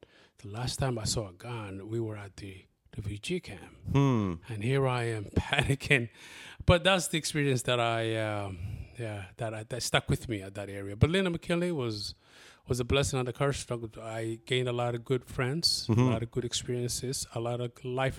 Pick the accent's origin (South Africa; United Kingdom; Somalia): Somalia; English is a second language; now in Columbus, United States; But also with my amazing accent, you can see my background is not, my English is not my first language. {S0} Okay. {S1} We moved here in Columbus back in 1996. We were originally from Somalia.